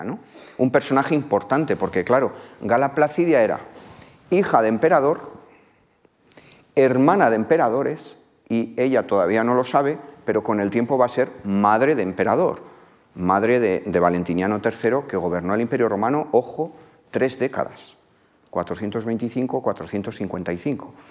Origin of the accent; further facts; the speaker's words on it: La Rioja, Spain; mi tierra, en la zona de lo que hoy es La Rioja